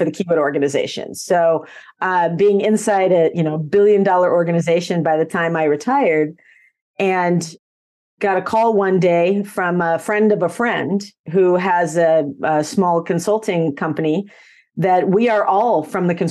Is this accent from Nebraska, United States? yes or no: yes; Nebraska, United States; I was actually born and raised in Nebraska on a farm